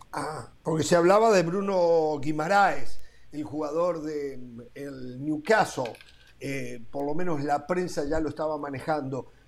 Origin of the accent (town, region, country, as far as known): Uruguay